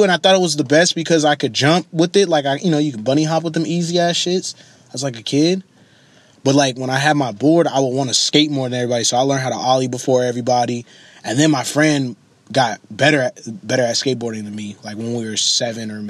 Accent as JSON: {"language": "English", "town": "Oakland", "region": "California", "country": "United States", "tie": "born or raised there", "said": "I grew up originally in East Oakland, California."}